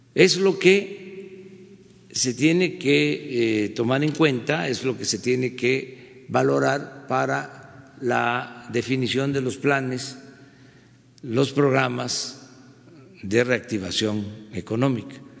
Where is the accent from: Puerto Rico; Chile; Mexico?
Mexico